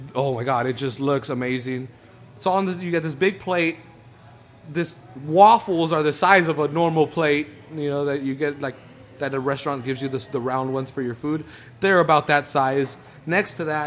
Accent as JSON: {"language": "English", "region": "California", "country": "United States", "said": "I'm from California"}